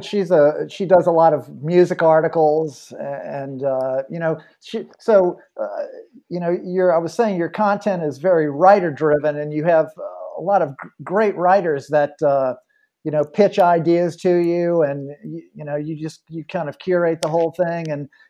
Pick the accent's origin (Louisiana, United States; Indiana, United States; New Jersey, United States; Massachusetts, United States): Louisiana, United States; New Orleans; born or raised there